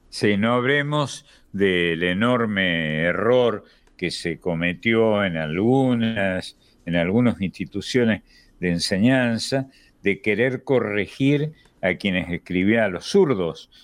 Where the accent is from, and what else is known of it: Argentina